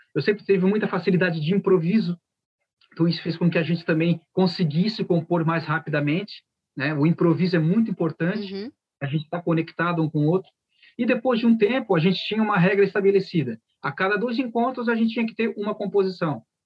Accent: Criciúma, Santa Catarina, Brazil; somos de Criciúma.

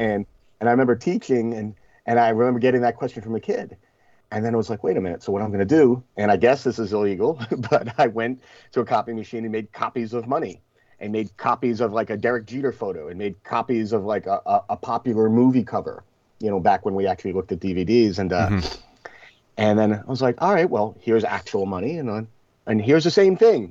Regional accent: Rockland County, New York, United States; also born or lived in Flushing, Queens, New York / South Bronx, New York; I was born in Flushing, but we moved to the Bronx when I was a baby, and I lived there until I was eight. And then we, um, you know, it was a rough area where we lived in the South Bronx, and then uh, we moved upstate to Rockland County

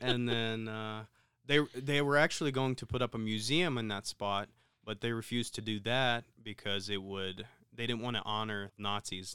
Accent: Ukraine; moved away; growing up in Ukraine, you essentially had to know both.

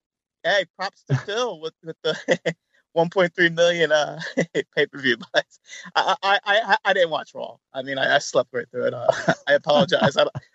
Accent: Canada

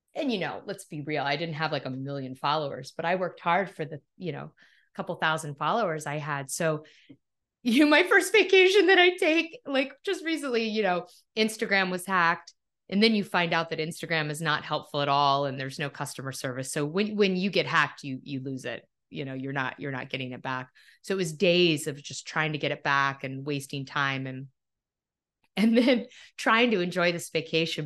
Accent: Topanga, California, United States; moved away; also born or lived in New York / Philadelphia; my hometown of Topanga

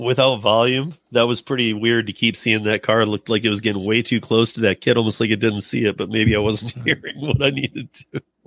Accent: Michigan, United States; moved away; I'm originally from Michigan. I've been out here for, like, twenty-some years

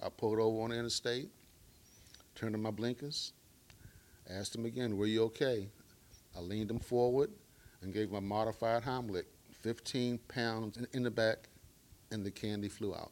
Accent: Baltimore, Maryland, United States; I am from Baltimore, Maryland, grew up in the hood.

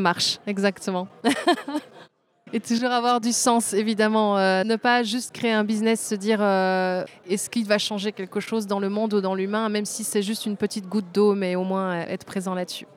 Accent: Belgium; also born or lived in Tunisia; je suis euh, née en Tunisie, d'un papa tunisien, d'une maman belge, mais j'ai grandi en Belgique

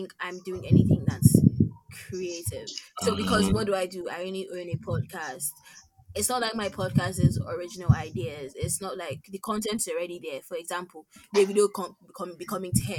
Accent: Nigeria; we're in Nigeria or we're from Nigeria

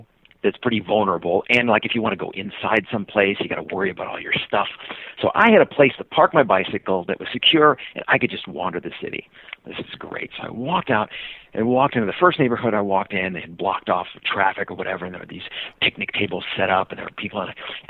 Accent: Seattle, Washington, United States; And I said, "I'm from Seattle."

